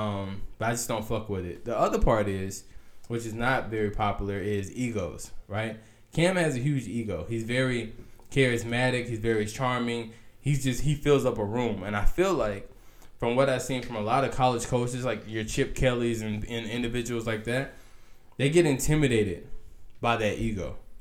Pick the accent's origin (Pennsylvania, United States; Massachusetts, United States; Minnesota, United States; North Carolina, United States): North Carolina, United States; moved away; I'm still going to be a Panthers fan because I'm originally from North Carolina